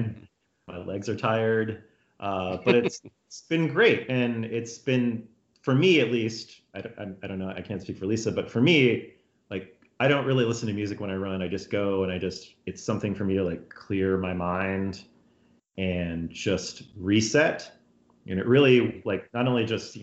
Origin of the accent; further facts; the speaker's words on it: Texas, United States; moved away; I'm from Texas, and so growing up in Texas